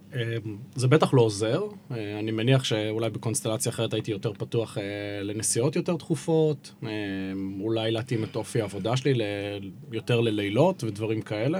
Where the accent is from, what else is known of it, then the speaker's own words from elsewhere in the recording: Haifa, Haifa District, Israel; חיפאי כל חיי